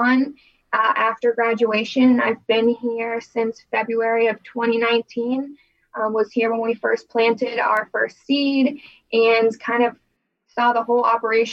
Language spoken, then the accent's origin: English; Mansfield, Pennsylvania, United States; originally, I'm from Mansfield, Pennsylvania, which is northern central PA, about as close as you can get to the New York border